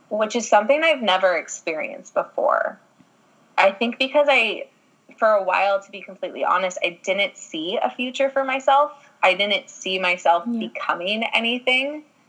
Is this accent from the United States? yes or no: no; Ireland; I'm an Irish girl